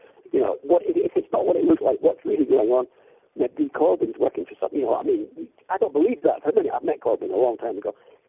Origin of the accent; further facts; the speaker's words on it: Edinburgh, Scotland, United Kingdom; I mean, when I was growing up in Edinburgh in the 60s, the SNP were a joke.